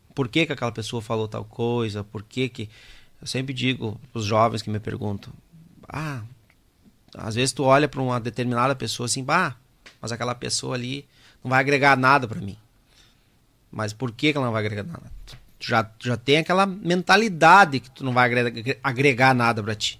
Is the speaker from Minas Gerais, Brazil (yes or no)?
no; Caxias do Sul, Rio Grande do Sul, Brazil; also born or lived in Erechim; Porque eu sou de Caxias, né? Uhum. Natural de Caxias